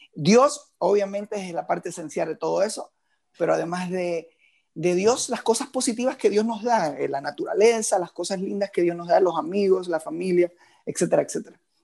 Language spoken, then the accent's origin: Spanish; Moca, Puerto Rico; now in Miami, United States; donde yo me crié y donde nací es uno de los pueblos más fiesteros